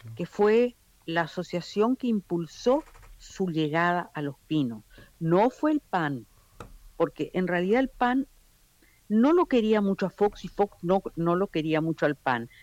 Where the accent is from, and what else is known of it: Argentina